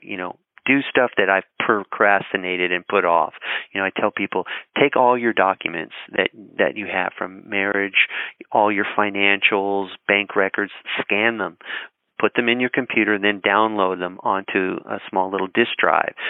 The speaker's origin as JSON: {"language": "English", "region": "Colorado", "country": "United States", "tie": "born or raised there", "said": "I grew up in Colorado"}